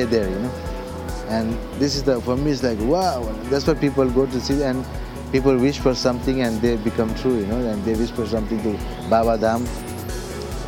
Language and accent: English; Kalimpong, West Bengal, India; first language Nepali; English is a second language; moved away as an adult; also born or lived in Darjeeling / Pokhara, Nepal / Lyon, France; From my hometown, Kalimpong